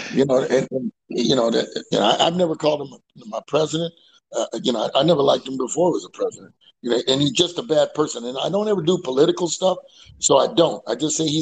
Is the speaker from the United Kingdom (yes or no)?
no; California, United States; I'm from California